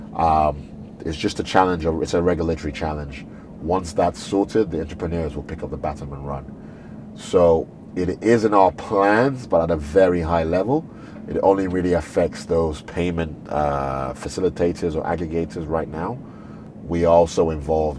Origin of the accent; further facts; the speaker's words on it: Nigeria; also born or lived in United Kingdom; a Nigerian born and bred